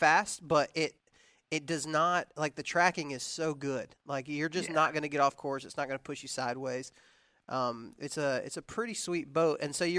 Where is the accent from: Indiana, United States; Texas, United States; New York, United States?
Texas, United States; I was raising I was raised in Texas, and you can hunt turkeys during deer season.